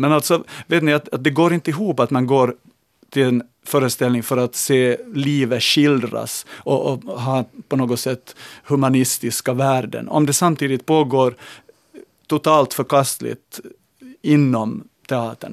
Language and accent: Swedish; Larsmo, Ostrobothnia, Finland; när jag var liten i, liten i Larsmo och var hem till farbror Antas Anders